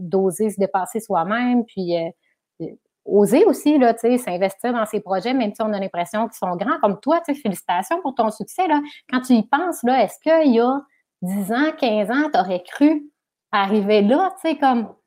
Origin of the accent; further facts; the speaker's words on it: Chicoutimi, Quebec, Canada; also born or lived in Alma / Arvida; je suis originaire du Saguenay-Lac-Saint-Jean, parce qu'on est resté à, je, suis née, on vivait à Chicoutimi-Nord, ensuite Chicoutimi